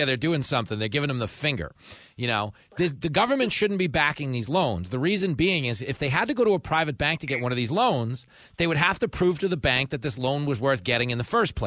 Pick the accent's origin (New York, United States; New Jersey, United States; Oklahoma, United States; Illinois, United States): New York, United States; Levittown; I grew up in Levittown